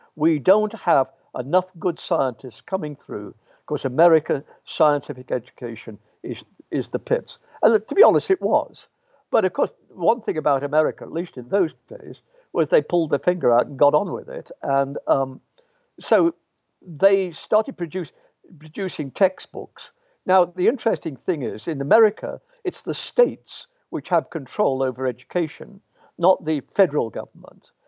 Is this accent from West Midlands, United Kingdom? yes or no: yes; Birmingham, West Midlands, United Kingdom; moved away; also born or lived in Pontefract, West Yorkshire / York; I was born in the Midlands